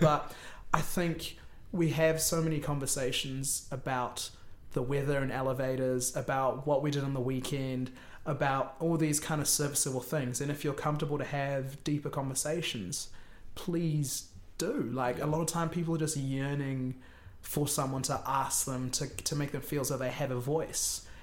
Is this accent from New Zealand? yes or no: yes; Wellington, New Zealand; moved away as an adult; also born or lived in Auckland; I came from Wellington, went up to Auckland, I knew people from school